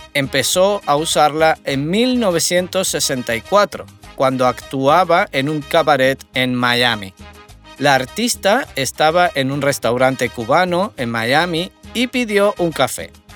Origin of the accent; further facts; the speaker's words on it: Tenerife, Canary Islands, Spain; soy de Tenerife y soy profesor de español